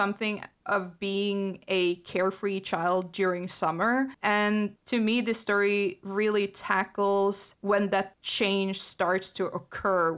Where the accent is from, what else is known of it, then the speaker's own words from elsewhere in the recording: Norway; growing up in Norway